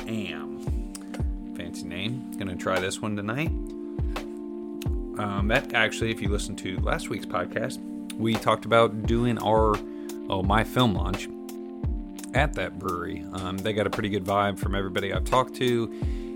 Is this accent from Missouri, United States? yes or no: no; Ohio, United States; an Ohio type company, so it's always cool to promote my home state